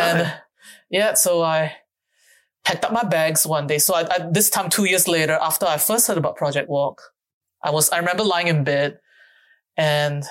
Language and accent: English; Singapore; also born or lived in Jakarta, Indonesia; now in Australia; I grew up in Singapore.